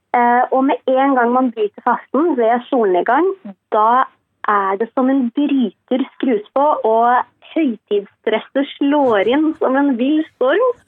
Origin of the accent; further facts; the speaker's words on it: Sri Lanka; now in Norway; jeg er opprinnelig fra Sri Lanka